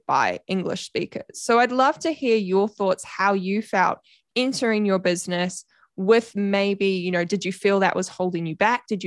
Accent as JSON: {"language": "English", "country": "New Zealand", "accent": "Kiwi", "said": "My Kiwi accent"}